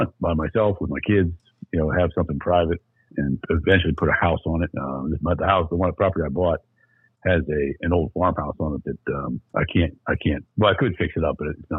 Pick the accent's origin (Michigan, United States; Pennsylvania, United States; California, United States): Pennsylvania, United States; I'm from Pennsylvania